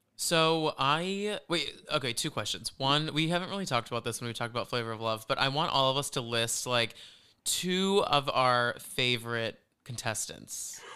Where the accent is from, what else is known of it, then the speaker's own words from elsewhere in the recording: Flower Mound, Texas, United States; moved away; we're from Dallas, so we're, we're from this place called Flower Mound